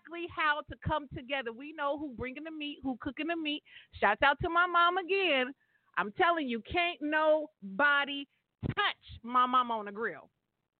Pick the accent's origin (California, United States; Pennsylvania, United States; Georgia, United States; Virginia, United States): California, United States; everybody in my hometown in the 209. You know, Mickey Groves Park